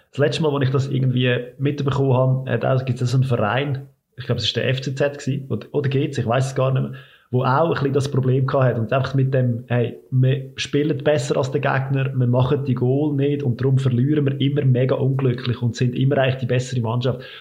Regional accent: Lucerne, Switzerland; ich jetzt mal lieber noch ein bisschen an dieses Narrativ als Luzerner

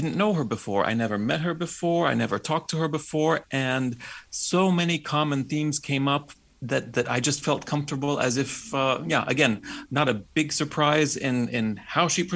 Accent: United States; I'm a Slovak Roma by background, but I was born and raised in the States

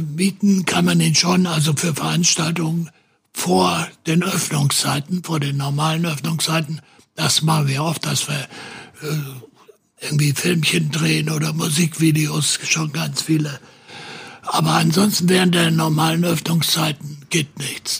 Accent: Hesse, Germany; also born or lived in St. Pauli, Hamburg; now in Hamburg, Germany; meine Heimat ist Hessen

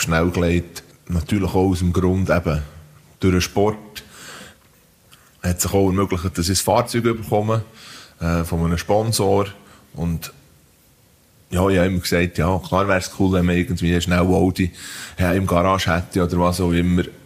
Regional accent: Diesbach, Switzerland; ich bin eben in Diesbach aufgewachsen, in einem Bauerndorf.

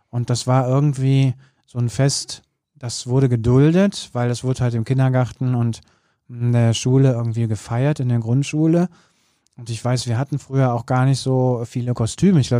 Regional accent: North Rhine-Westphalia, Germany; ich komme ja aus dem Bergischen Land, zwar aus dem rheinischen Teil des Bergischen Landes, wie du weißt.

